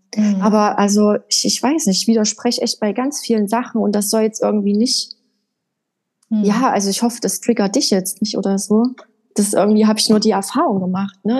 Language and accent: German; Erfurt, Thuringia, Germany; Also ich bin in der Landeshauptstadt von Thüringen in Erfurt geboren und habe da auch die ersten, ich glaube, vier, fünf Jahre meines Lebens verbracht, bis wir dann auf ein kleines Dorf gezogen sind.